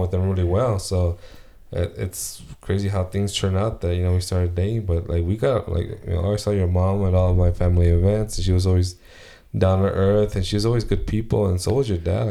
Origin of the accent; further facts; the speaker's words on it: United States; I'm, I'm American